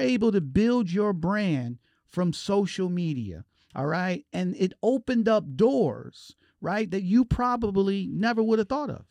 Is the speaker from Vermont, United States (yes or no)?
no; Detroit, Michigan, United States; I'm from Detroit